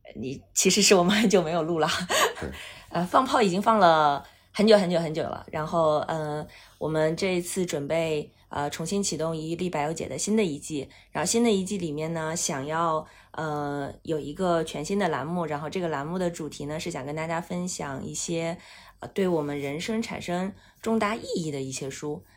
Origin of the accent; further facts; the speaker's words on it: Northeast China, China; 我是东北人嘛